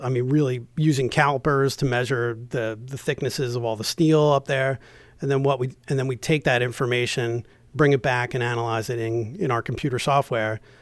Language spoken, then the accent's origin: English; New Jersey, United States; moved away as an adult; also born or lived in Delaware / Baltimore, Maryland; now in Maryland, United States; I'm originally from New Jersey